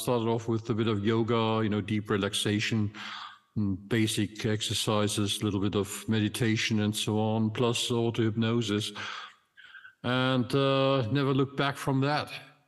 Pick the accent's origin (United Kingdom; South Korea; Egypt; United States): Egypt; born there; English is a second language; I was born back in 1952 in Egypt, and Heliopolis is actually today, it's just a neighborhood of Cai